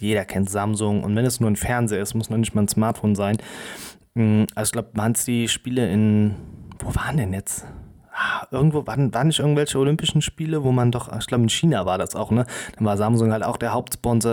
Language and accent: German; Germany; wir als Europäer oder auch als Deutsche